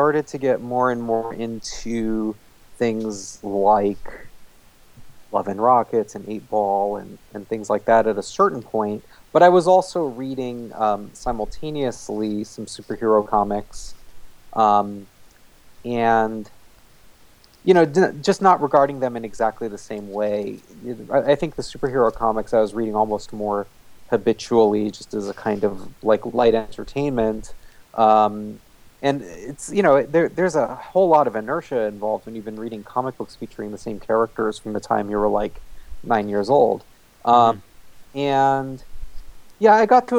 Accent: New Jersey, United States; where I grew up in New Jersey

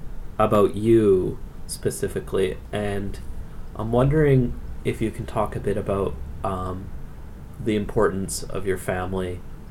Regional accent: Canada; we're both Canadian

